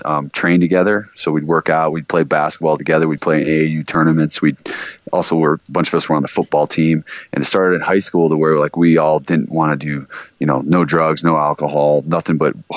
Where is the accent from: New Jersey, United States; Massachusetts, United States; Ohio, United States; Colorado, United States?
Colorado, United States; Vail; I grew up in Vail, Colorado